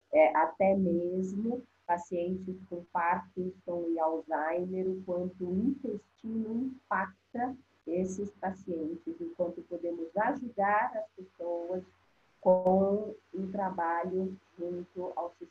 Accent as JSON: {"language": "Portuguese", "region": "São Paulo", "country": "Brazil", "said": "de um casal de primos irmãos cearenses que chegaram muito pobres em São Paulo"}